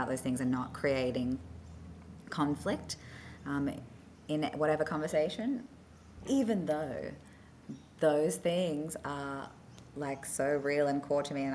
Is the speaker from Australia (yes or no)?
yes; Australia; also born or lived in South Africa; because I grew up in Oz